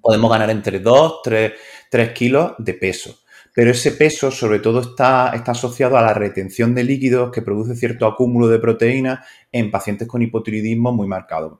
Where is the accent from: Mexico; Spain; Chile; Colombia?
Spain; me considero un médico español